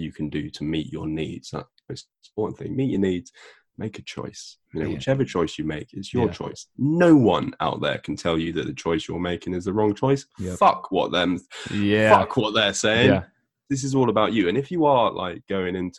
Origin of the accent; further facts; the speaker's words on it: United Kingdom; I'm a British person